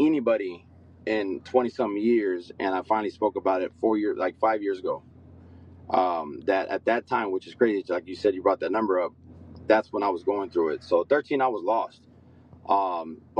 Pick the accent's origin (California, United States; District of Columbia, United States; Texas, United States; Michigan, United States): Texas, United States; San Angelo; now in Dallas, United States; I'm originally from West Texas, San Angelo